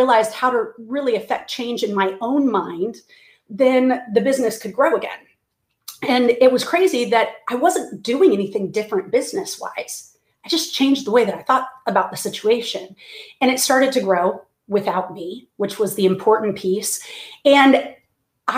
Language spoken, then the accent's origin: English; Clearwater, Florida, United States; moved away as an adult; now in Texas, United States; I'm originally from Clearwater, Florida, and but I live in Texas, have now for about 20 years, and grew up in Florida as a pastor's kid